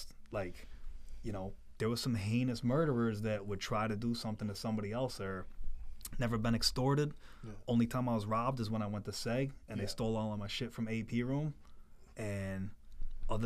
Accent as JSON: {"language": "English", "town": "Plainfield", "region": "Connecticut", "country": "United States", "said": "I'm from Plainfield"}